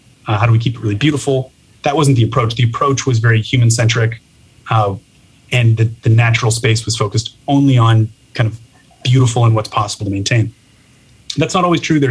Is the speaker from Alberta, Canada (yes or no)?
no; Toronto, Ontario, Canada; moved away as an adult; now in San Francisco, United States; I'm originally from Toronto, Canada, moved down to San Francisco in 2016.